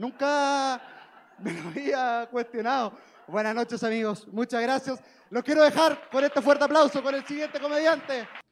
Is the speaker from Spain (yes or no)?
no; Chile; moved away as an adult; now in Mexico; soy de Chile